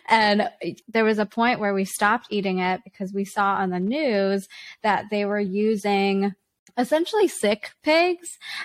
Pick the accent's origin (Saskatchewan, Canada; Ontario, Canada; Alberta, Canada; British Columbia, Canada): British Columbia, Canada; Vancouver; from my hometown of Vancouver